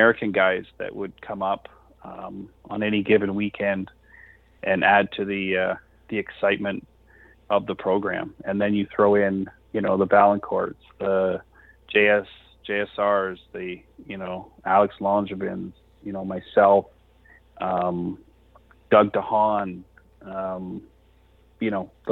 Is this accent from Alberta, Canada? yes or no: no; near Toronto, Ontario, Canada; we're from Canada. And he's like, we're in Canada. And I'm like, well, just like near Toronto, like an hour by Toronto.